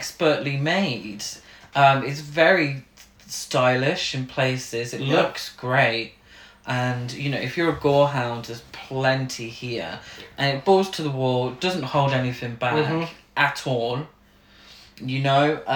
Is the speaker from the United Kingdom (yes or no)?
yes; United Kingdom; We're from Britain